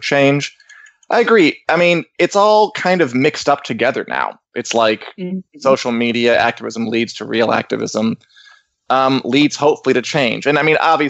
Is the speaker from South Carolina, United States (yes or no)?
no; Springfield, Illinois, United States; I was born in Springfield, Illinois